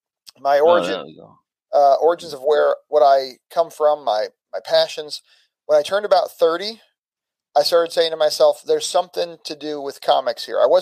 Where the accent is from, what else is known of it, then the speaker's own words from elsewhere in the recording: St. Louis, Missouri, United States; also born or lived in 7 different states; So, like, I'm from St. Louis region, but I've lived in 7 different states.